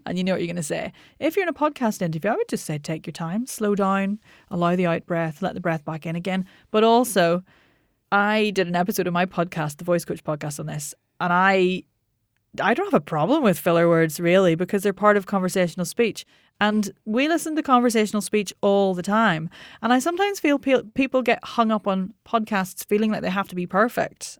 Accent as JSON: {"language": "English", "region": "Northern Ireland", "country": "United Kingdom", "said": "I'm Northern Irish"}